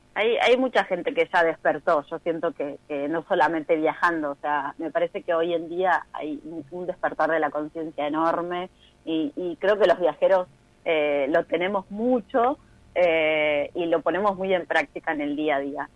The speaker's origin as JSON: {"language": "Spanish", "region": "Neuquén", "country": "Argentina", "tie": "born or raised there", "also_born_or_lived": "Saladillo, Buenos Aires Province", "moved": "as an adult", "said": "Yo soy de Saladillo, provincia de Buenos Aires, más vivo en Neuquén desde muy pequeña"}